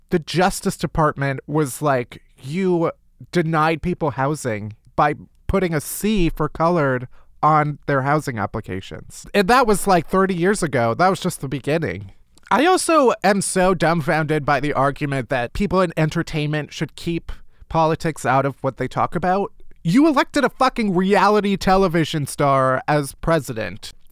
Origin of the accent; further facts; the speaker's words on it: the South, United States; Now I'm from the South, honey.